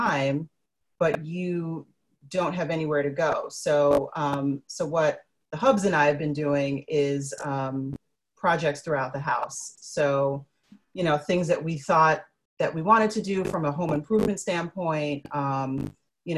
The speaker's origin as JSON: {"language": "English", "town": "New York City", "region": "New York", "country": "United States", "tie": "born or raised there", "said": "from the Bronx, born and bred"}